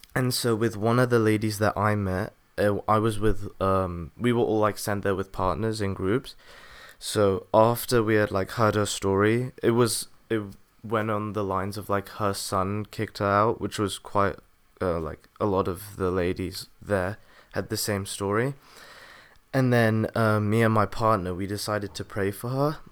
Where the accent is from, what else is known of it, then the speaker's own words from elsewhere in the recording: England, United Kingdom; I was born in England